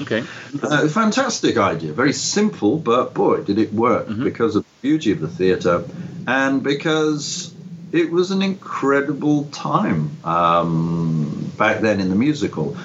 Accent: Liverpool, North West England, United Kingdom; born or raised there; moved away as an adult

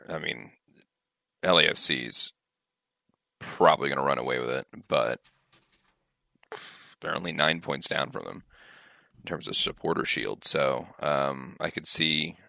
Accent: Seattle, Washington, United States; I'm born and raised in Seattle

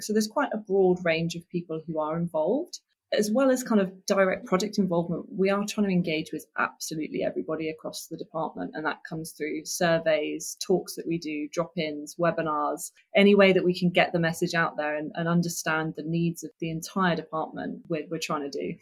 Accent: Oxford, South East England, United Kingdom; I came, came from Oxford, Oxfordshire

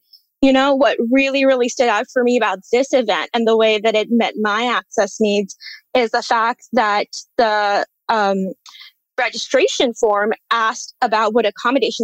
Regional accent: India; moved away; I grew up birding in India.

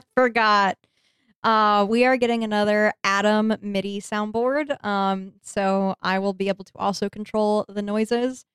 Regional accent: the West, United States; I'm from the West

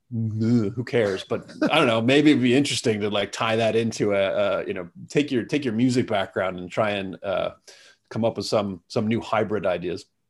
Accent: United States; now in Singapore; I'm an American

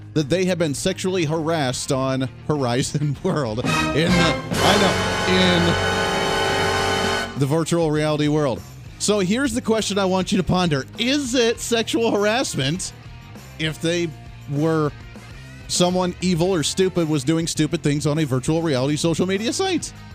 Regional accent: Colorado, United States; moved away; I came from Colorado originally, uh, where I went to high school and grew up as a kid

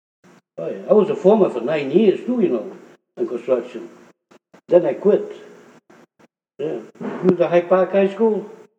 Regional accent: Italy; now in Boston, United States; The contractor came from the same town I come from Italy.

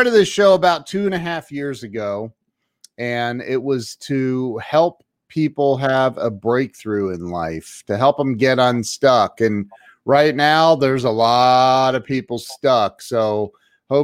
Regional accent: Ohio, United States; also born or lived in Marion, Ohio; I'm from Ohio

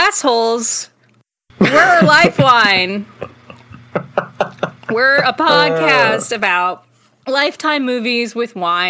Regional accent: Chicago, Illinois, United States; I'm from Chicago, so, you know, I got the voice, you know.

